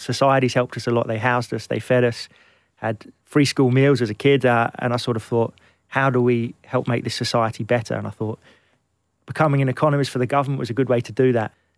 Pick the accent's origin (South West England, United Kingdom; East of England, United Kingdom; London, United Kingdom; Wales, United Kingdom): London, United Kingdom; also born or lived in Glenelg, Scotland; I grew up in Kentish Town